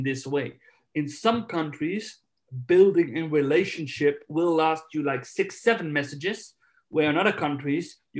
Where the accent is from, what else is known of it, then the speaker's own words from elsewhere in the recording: Netherlands; now in Spain; I'm from Holland, I live in Spain